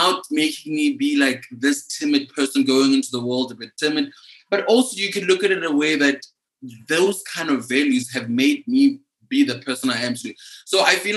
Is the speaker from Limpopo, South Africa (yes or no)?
yes; Limpopo, South Africa; now in Johannesburg, South Africa; I grew up in Limpopo